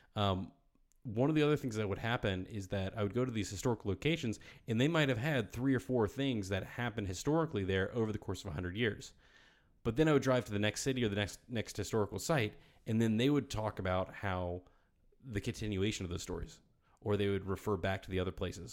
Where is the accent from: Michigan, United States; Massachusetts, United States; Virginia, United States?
Virginia, United States; my home state